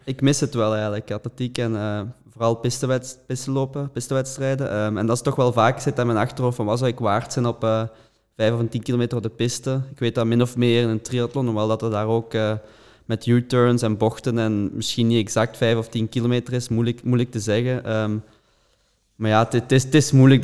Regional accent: Belgium; als Belgen

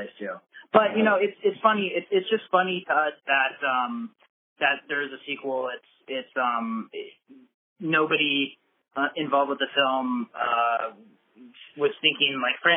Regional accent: Iowa, United States; when we were growing up in Iowa

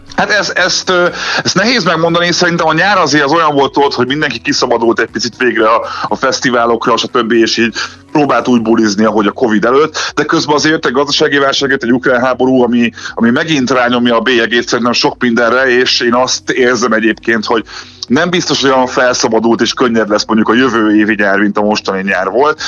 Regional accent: Budapest, Hungary; én ott laktam nem messze a Budapest Parktól, ott nőttem fel

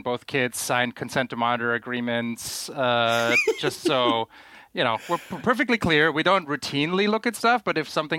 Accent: Germany; growing up in Germany in like 1993

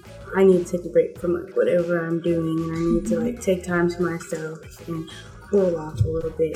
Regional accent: Atlanta, Georgia, United States; also born or lived in Houston, Texas; I'm from Houston, Texas originally, but I've spent most of my life in Atlanta.

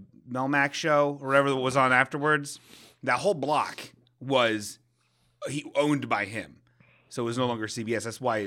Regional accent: Kentucky, United States; That's because I'm from Kentucky.

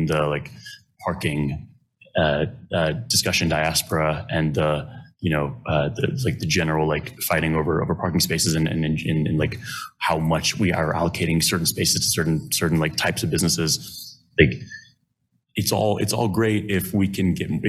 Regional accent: Lawrence, Kansas, United States; I grew up in Lawrence and I was born here

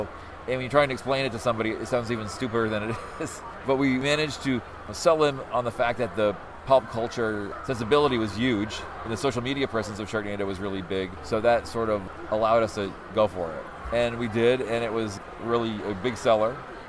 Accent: Vermont, United States; I grew up in Vermont and the nearest movie theater was probably 20 miles away anyway.

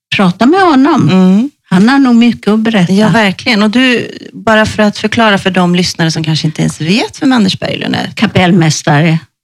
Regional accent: Sweden; moved away as an adult; now in Spain; hemma i Sverige

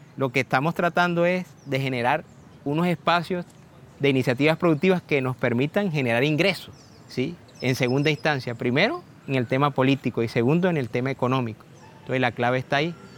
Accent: Plato, Magdalena, Colombia; moved away; also born or lived in Cartagena; tengo 44 años y nací en Plato Magdalena

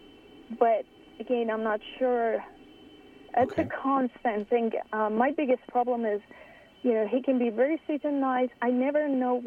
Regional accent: Iran; moved away; I grew up in Iran

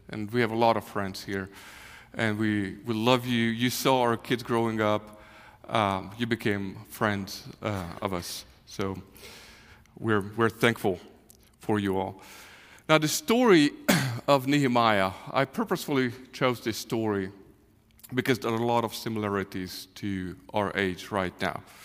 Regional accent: Hungary; English is a second language; moved away as an adult; now in Kansas City, United States; we are from Hungary. Uh, we grew up there. I was fifty years old when six, six and a half years ago the Lord called us to, to come to the U S

